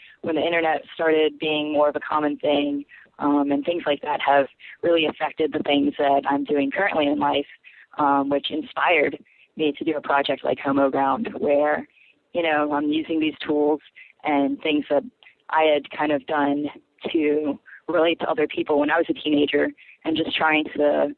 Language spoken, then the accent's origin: English; Wilmington, North Carolina, United States; also born or lived in Philippines / New York; I currently live in Wilmington, North Carolina, and I've lived here for about 25 years, since I was 5, but before that, I lived in New York for a little bit, and I was born in the Philippines